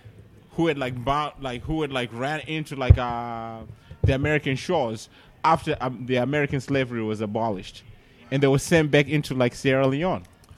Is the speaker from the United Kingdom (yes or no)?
no; Zimbabwe; moved away; I'm from Zimbabwe.